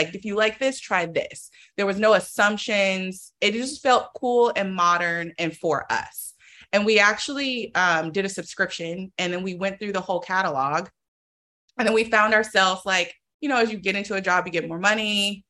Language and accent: English; Oakland, California, United States; I'm from Oakland, so I'm from the Bay Area.